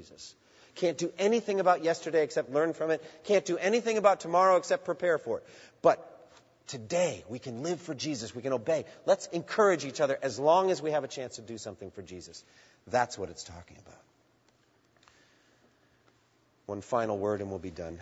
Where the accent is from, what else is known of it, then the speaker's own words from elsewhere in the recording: Boston, Massachusetts, United States; I grew up in the Boston area watching the Boston Marathon.